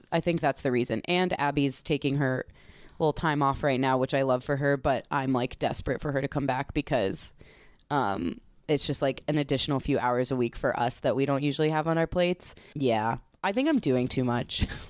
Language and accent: English; East Coast, United States; now in Chicago, United States; I grew up on the East Coast